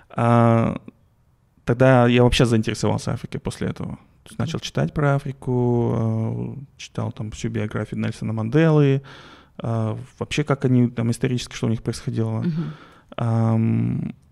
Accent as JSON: {"language": "Russian", "country": "Kazakhstan", "said": "мы из Казахстана, это, мы хотим да, к вам это, приехать."}